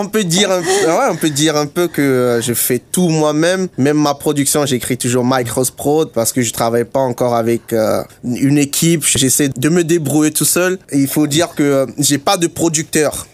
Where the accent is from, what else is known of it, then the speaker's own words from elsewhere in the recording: Togo; also born or lived in Germany; now in Luxembourg; je suis togolais